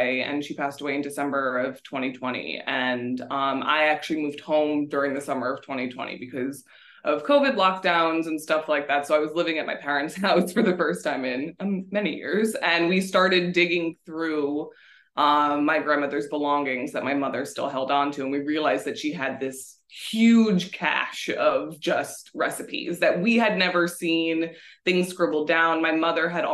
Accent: New Jersey, United States; also born or lived in Livingston, New Jersey / East Hanover, New Jersey / Chester, New Jersey; we moved to Chester when I was 9. We moved from East Hanover, New Jersey

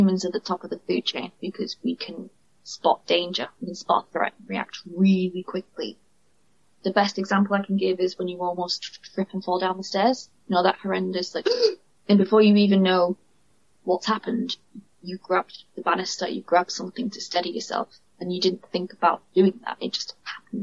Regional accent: United Kingdom; accent: northern; you can tell by my accent, I'm from the north.

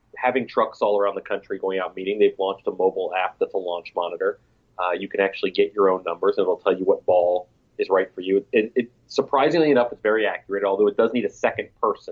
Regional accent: Florida, United States; my home state

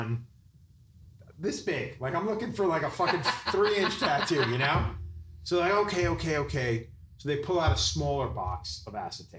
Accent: Long Island, New York, United States; I grew up on the East End

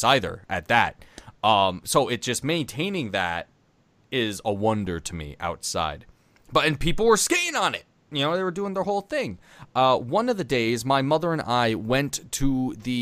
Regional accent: New York, United States; we're from New York

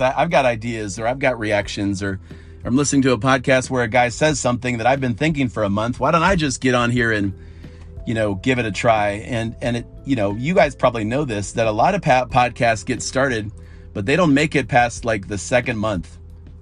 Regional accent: Akron, Ohio, United States; I'm also from Akron, Ohio

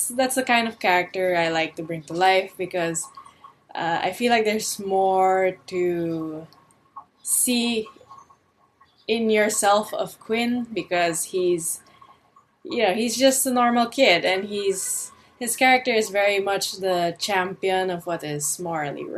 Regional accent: Philippines; I'm from the Philippines, and I am the artist of Quincredible

